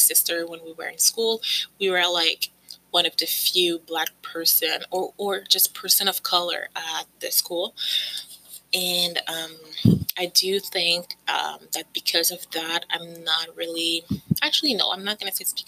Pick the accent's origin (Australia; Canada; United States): Canada; I've lived basically all my life in Canada. I came here when I was 2 years old with my parents. And so I don't remember anything other than Canada